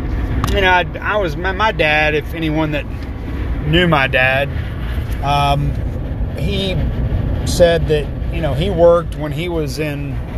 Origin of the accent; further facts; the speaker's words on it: Dallas, Texas, United States; as a young boy growing up in Dallas, Texas